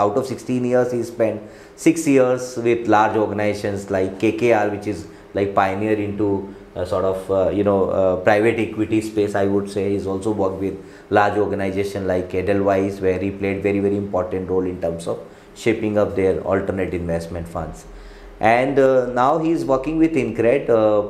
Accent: India; as an Indian, we prefer to have savings.

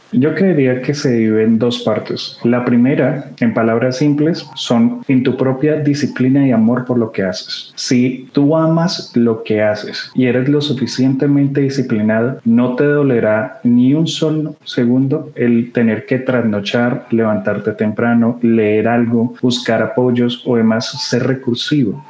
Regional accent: Colombia; como ciudadanos colombianos

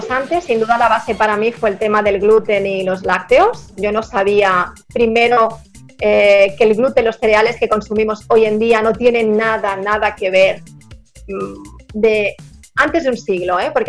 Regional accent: Barcelona, Catalonia, Spain; yo, yo soy de Barcelona

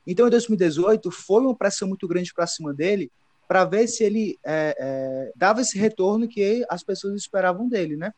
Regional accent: Brazil; todos nós que somos brasileiros

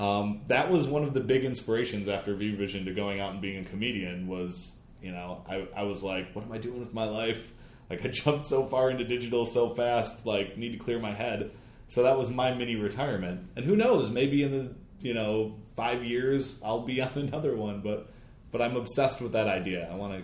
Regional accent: Michigan, United States; I'm from Michigan

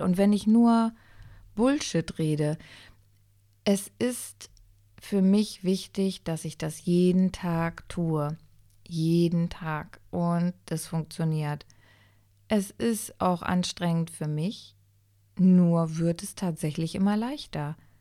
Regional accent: Germany; ich bin in Deutschland geboren, aber ich bin in Italien gezeugt worden

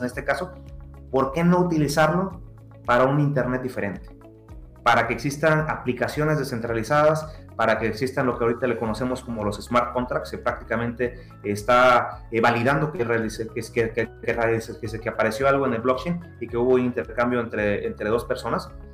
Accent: Mexico; como buen mexicano

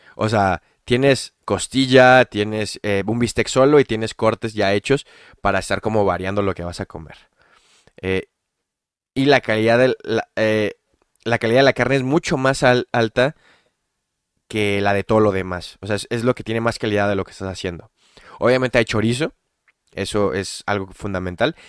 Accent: Tijuana, Baja California, Mexico; now in Guadalajara, Mexico; crecí en Tijuana

